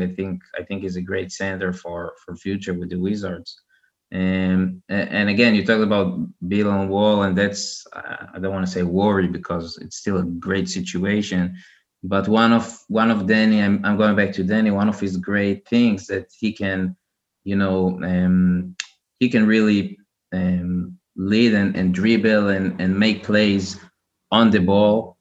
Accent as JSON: {"language": "English", "country": "Israel", "said": "I'm from Israel"}